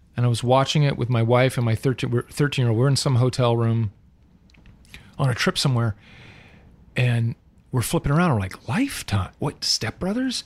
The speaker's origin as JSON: {"language": "English", "region": "Southern California", "country": "United States", "tie": "born or raised there", "said": "I'm a legit born and raised in Southern California"}